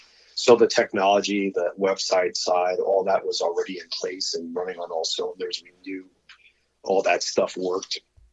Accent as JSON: {"language": "English", "region": "Arizona", "country": "United States", "tie": "born or raised there", "said": "But when that popped up here in Arizona, my home state, I was like, Charles, I think now's the time we need to launch this shit."}